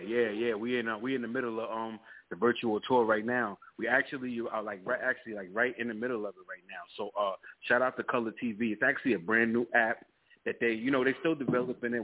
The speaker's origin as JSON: {"language": "English", "town": "Riverhead", "region": "New York", "country": "United States", "also_born_or_lived": "Long Island", "said": "I'm from Long Island. Um, I'm from Riverhead, you know, but I live all over Long Island"}